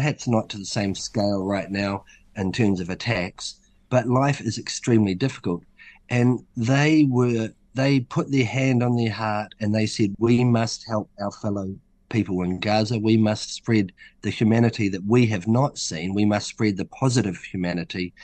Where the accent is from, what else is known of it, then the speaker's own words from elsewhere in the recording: Hawke's Bay, New Zealand; also born or lived in Auckland; I'm from Hawke's Bay